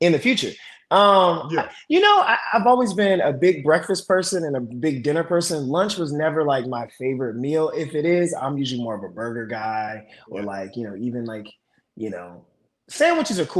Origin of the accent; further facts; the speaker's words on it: Maryland, United States; I'm from Maryland. I'm from the DMV